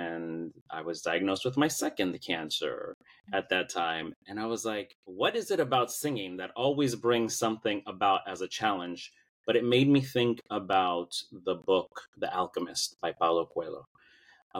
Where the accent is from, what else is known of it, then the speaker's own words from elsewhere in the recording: New York City, New York, United States; moved away as an adult; now in Los Angeles, United States; I currently live in Los Angeles, but I was born and raised in Brooklyn, New York. I moved out here in 2006